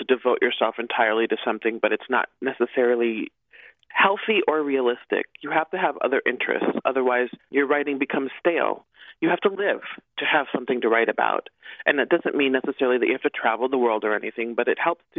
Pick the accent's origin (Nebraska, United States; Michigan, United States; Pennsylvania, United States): Nebraska, United States; I'm from Nebraska